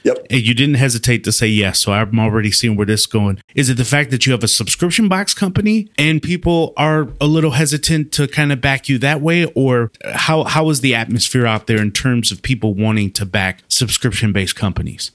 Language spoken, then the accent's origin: English; Wisconsin, United States; I'm from Wisconsin